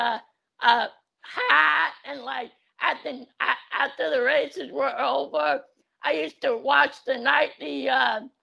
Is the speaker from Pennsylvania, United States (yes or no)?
no; Southern California, United States; moved away as an adult; also born or lived in Pasadena / Monrovia; now in North Carolina, United States; I was born and raised in Southern California. I was born in Pasadena. I used to live in Monrovia